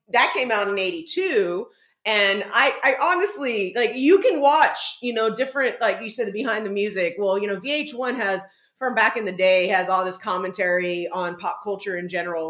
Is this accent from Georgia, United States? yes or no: no; San Antonio, Texas, United States; now in New York, United States; I grew up in San Antonio, legit, but I went to like high school on farmland, legit.